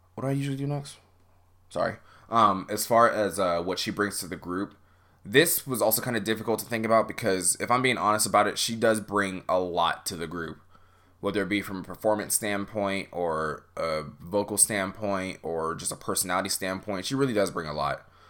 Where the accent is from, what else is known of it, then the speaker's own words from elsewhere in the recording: United States; as an American fan